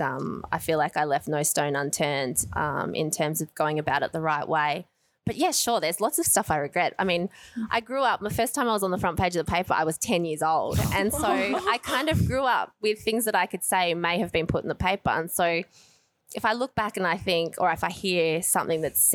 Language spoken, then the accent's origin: English; Australia; I come from Australia